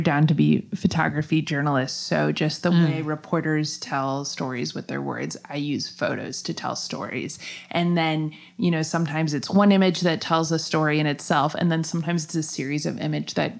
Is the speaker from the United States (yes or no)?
yes; Minneapolis, Minnesota, United States; also born or lived in Chicago; now in St. Petersburg, United States; I was born in Chicago, and I grew up in Minneapolis